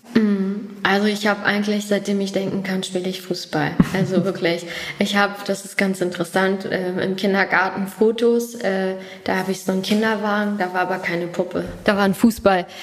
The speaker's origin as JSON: {"language": "German", "town": "Hanover", "region": "Lower Saxony", "country": "Germany", "tie": "born or raised there", "first_language": "German", "said": "ich bin gebürtige Hannoveranerin"}